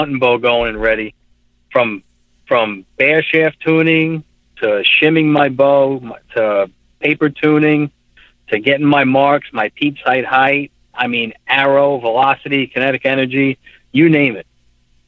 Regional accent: New York, United States; I'm from New York, and I'm a UPS driver, 25 years

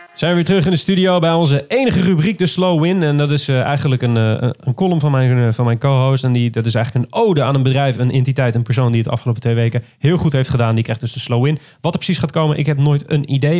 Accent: near Rotterdam, South Holland, Netherlands; Ik kom uit de buurt van Rotterdam oorspronkelijk

